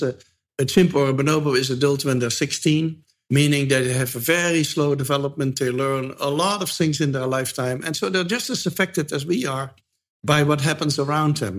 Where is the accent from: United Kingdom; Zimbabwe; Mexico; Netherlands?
Netherlands; moved away as an adult; now in United States; I'm from the Netherlands